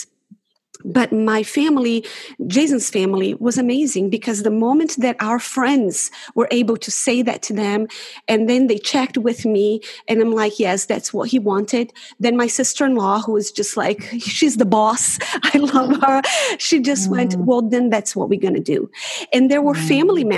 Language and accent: English; Brazil; moved away as an adult; now in Auckland, New Zealand; I'm originally from Brazil